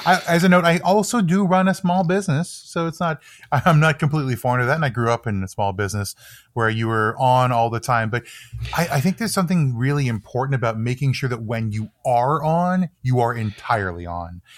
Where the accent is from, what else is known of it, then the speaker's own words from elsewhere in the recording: Toronto, Ontario, Canada; I grew up near Lake Ontario, which is a sort of a staple in Toronto.